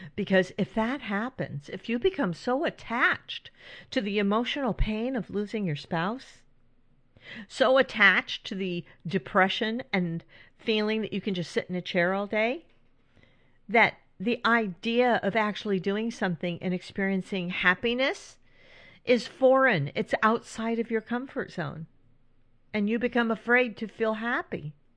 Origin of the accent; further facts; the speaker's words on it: California, United States; also born or lived in Northeast United States; now in Northeast, United States; When I was growing up in California